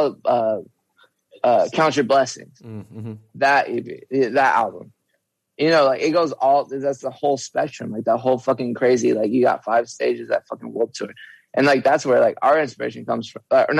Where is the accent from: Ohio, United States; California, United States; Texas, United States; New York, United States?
Texas, United States; I'm from Texas, so in like Deep Ellum is like all I ever fucking played